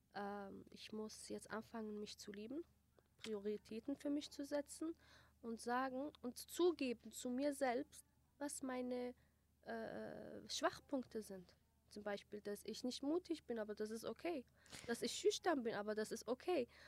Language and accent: German; Germany; German is a second language; now in Erbil, Iraq; Ich war sechs. Erstes Schuljahr habe ich dort äh, gemacht.